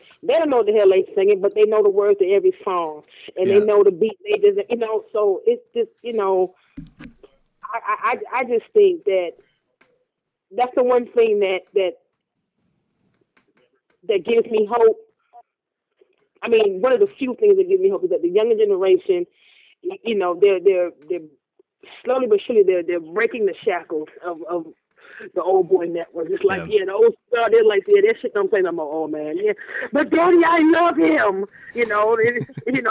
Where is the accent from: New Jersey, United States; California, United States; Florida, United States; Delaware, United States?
Florida, United States; Miami; down here, growing up in Miami, you know, I was exposed to multicultures at a young age